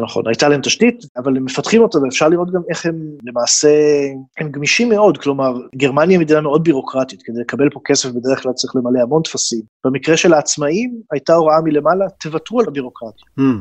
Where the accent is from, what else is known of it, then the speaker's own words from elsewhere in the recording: Israel; now in Berlin, Germany; בתור ישראלי שגר בגרמניה